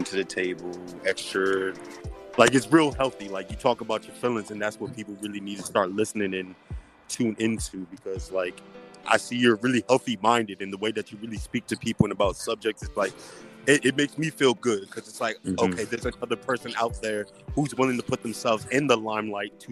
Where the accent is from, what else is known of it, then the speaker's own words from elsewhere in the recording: Washington, District of Columbia, United States; I'm from DC. I'm from the East Side, so I'm like right there in Maryland.